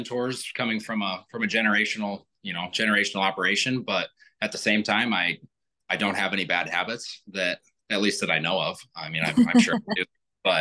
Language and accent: English; Wyoming, United States; I'm from Wyoming